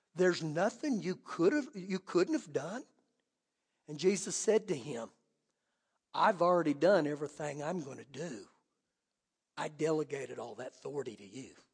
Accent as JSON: {"language": "English", "region": "Oklahoma", "country": "United States", "tie": "born or raised there", "moved": "yes", "said": "I grew up back in Oklahoma"}